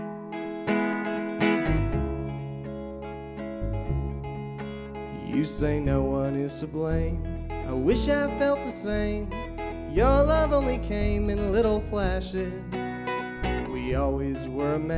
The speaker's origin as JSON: {"language": "English", "town": "Austin", "region": "Texas", "country": "United States", "tie": "born or raised there", "also_born_or_lived": "Westchester, New York / Nashville", "moved": "yes", "said": "I was born and raised in Austin, Texas"}